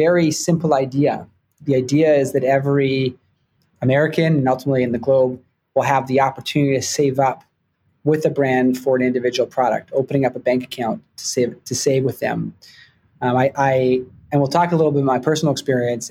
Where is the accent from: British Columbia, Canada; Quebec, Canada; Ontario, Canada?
British Columbia, Canada; Vancouver; moved away as an adult; also born or lived in Toronto; now in New York, United States; I grew up in Vancouver, Canada